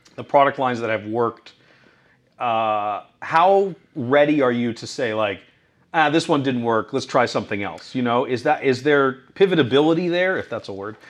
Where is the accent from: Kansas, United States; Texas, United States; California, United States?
California, United States; Newport Beach; moved away; office in Newport Beach, which is my hometown.